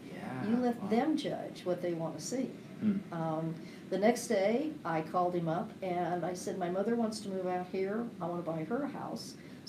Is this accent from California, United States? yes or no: yes; California, United States; moved away as an adult; honey, I'm from California.